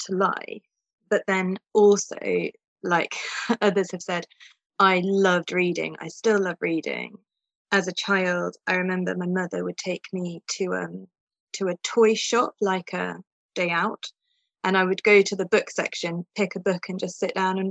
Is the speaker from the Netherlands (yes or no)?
no; England, United Kingdom; also born or lived in Moscow, Russia; now in Austria; I grew up in England, but I live in Austria now